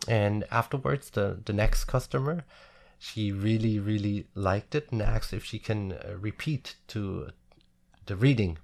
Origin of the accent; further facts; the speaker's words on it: a little village near Frankfurt am Main, Hesse, Germany; English is a second language; now in Munich, Germany; home is my hometown, of course. Um, even I don't live there since over twenty years now. A little village near Frankfurt am Main.